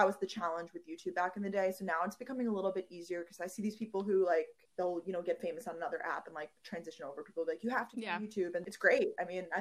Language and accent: English; New York, United States; also born or lived in Georgia; now in New York City, United States; Growing up in New York, I wanted to escape New York